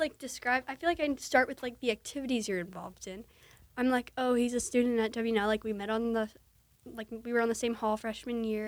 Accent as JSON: {"language": "English", "region": "New Jersey", "country": "United States", "said": "I'm from New Jersey"}